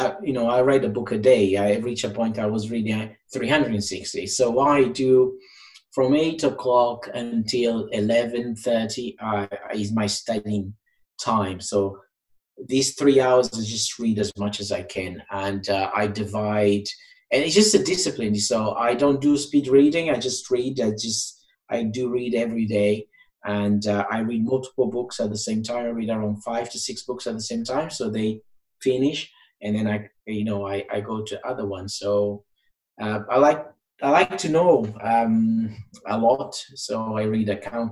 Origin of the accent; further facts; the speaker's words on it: Portugal; English is a second language; moved away as an adult; now in England, United Kingdom; I'm from Portugal. So I came to England to study English and to get into uni.